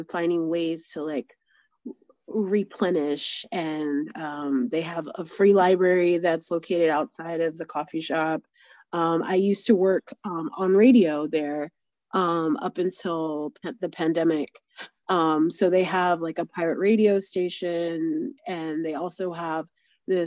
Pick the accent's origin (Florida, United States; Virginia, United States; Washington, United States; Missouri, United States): Florida, United States; I grew up in Florida